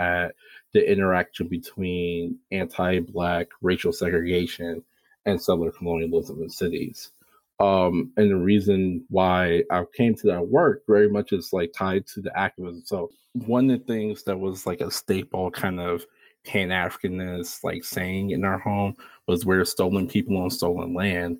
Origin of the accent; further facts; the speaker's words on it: Buffalo, New York, United States; growing up in Buffalo, New York